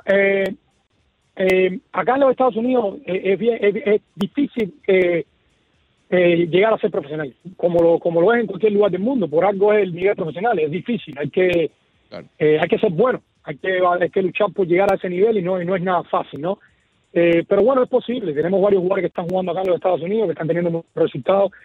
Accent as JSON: {"language": "Spanish", "country": "Cuba", "tie": "born or raised there", "also_born_or_lived": "Michigan, United States", "moved": "yes", "lives_now": "Miami, United States", "said": "me veían jugar a mí como cuando era pequeño en Cuba"}